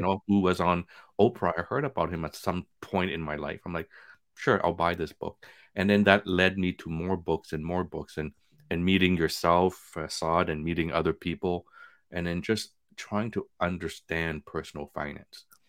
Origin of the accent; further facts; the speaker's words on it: Montreal, Quebec, Canada; moved away as an adult; also born or lived in Vietnam; now in Toronto, Canada; We grew up in Montreal with nothing.